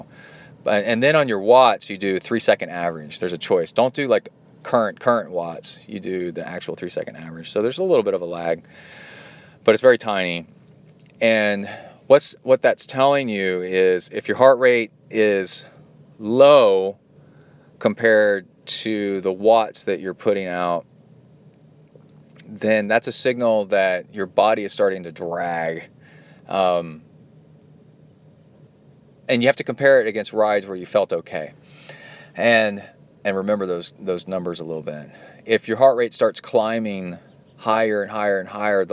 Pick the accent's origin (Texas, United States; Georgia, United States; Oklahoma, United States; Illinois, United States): Texas, United States; growing up in Texas, I mean, as a kid